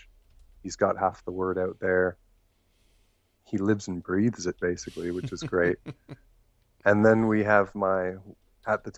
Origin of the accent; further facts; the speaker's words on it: Maple Ridge, British Columbia, Canada; also born or lived in Thailand; my hometown of Maple Ridge